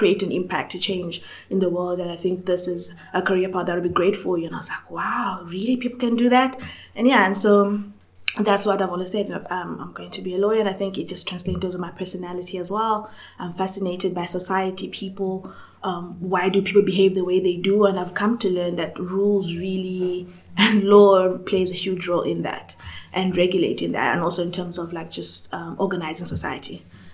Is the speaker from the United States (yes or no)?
no; South Africa; also born or lived in Zambia; So I was born in Zambia. It's a country in Southern Africa, just above Zimbabwe